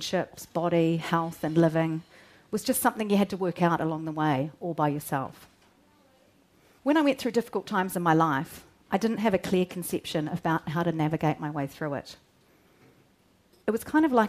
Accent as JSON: {"language": "English", "town": "Rangiora", "region": "Canterbury", "country": "New Zealand", "tie": "born or raised there", "also_born_or_lived": "Christchurch", "said": "I grew up in North Canterbury, near a town called Rangiora"}